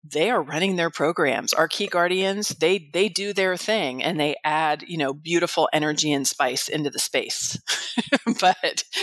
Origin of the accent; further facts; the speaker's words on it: California, United States; moved away as an adult; now in Arizona, United States; before I moved to Arizona about 18 years ago, I was from the San Francisco Bay Area.